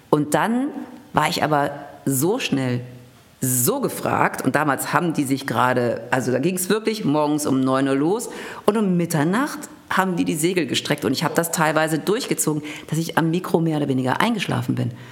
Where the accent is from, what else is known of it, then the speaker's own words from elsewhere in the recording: Düsseldorf, North Rhine-Westphalia, Germany; moved away as an adult; also born or lived in Cologne / Hanover / Senftenberg / Berlin; ich kam aus Düsseldorf, über Köln, über Hannover